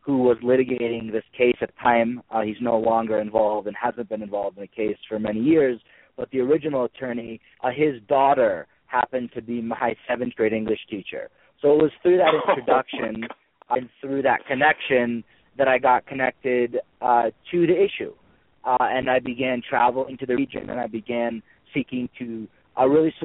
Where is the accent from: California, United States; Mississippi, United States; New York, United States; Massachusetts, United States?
Massachusetts, United States; Amherst; I'm from Amherst, Massachusetts, a small town in western Massachusetts that's known for its liberal learning environment and progressive nature. And through growing up and being educated in the school system in Amherst